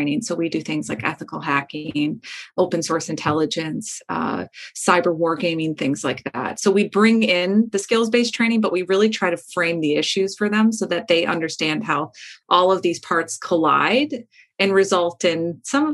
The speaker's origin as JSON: {"language": "English", "region": "Midwest", "country": "United States", "tie": "born or raised there", "said": "where I grew up in the Midwest"}